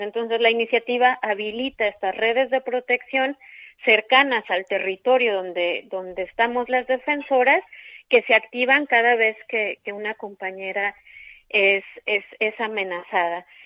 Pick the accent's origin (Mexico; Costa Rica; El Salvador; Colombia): Mexico; yo soy mexicana.